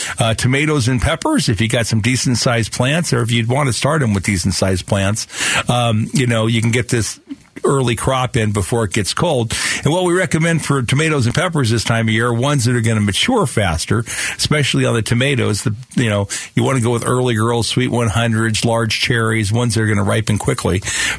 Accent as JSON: {"language": "English", "town": "Phoenix", "region": "Arizona", "country": "United States", "tie": "born or raised there", "said": "Yeah, we grew up together in South Phoenix then, huh?"}